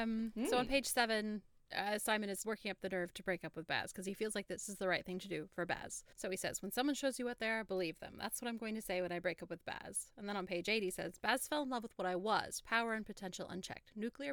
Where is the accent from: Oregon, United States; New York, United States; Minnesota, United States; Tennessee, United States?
Oregon, United States; And I'm like, right here, 20 miles away from this exact Walmart. I was born around the corner, just literally, in that hospital.